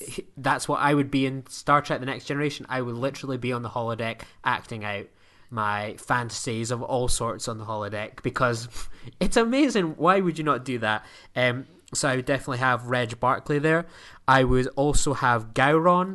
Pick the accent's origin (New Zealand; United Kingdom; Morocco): United Kingdom; I am a British individual